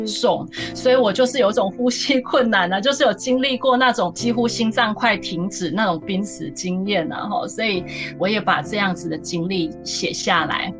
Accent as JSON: {"language": "Chinese", "region": "Taichung", "country": "Taiwan", "tie": "born or raised there", "also_born_or_lived": "Kaohsiung / Taipei", "moved": "as an adult", "said": "我自己的一个成长背景呢，我是在台中的大理出生嘛哈。那我妈妈的娘家是在台中的雾峰。小时候从国小、国中、高中，我自己是高中之后就是住校的状态，然后大学就到高雄念书。大学毕业之后到台北去就是实习啊、就业"}